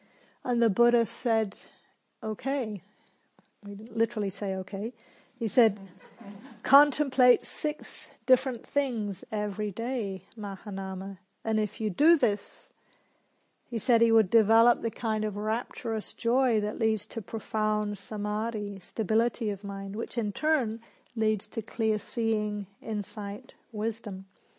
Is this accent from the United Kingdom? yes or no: yes; England, United Kingdom; also born or lived in New Zealand; now in Australia; So I grew up in England and New Zealand, and in those countries there's a lot of social pressure to not blow your own trumpet.